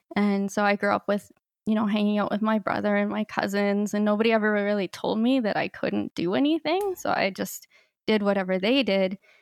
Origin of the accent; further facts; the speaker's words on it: Canada; moved away as an adult; also born or lived in Peru; my life as a blind person growing up in Canada and then moving to Latin America